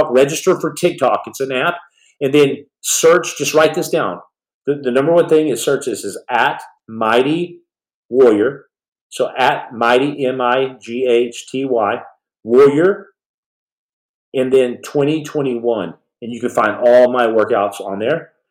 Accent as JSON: {"language": "English", "country": "Australia", "said": "I'm from Australia."}